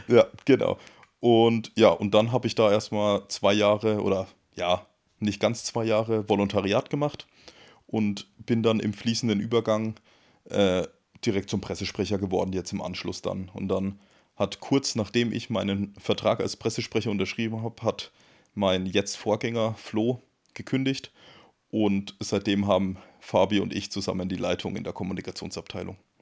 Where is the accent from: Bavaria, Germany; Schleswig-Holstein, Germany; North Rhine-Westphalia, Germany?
Bavaria, Germany; Coburg; moved away; also born or lived in Nuremberg / Munich; Ich komme ursprünglich auch aus dem Frankenland. Also ich komme aus Coburg, das ist der nördlichste Zipfel von Bayern, von Franken.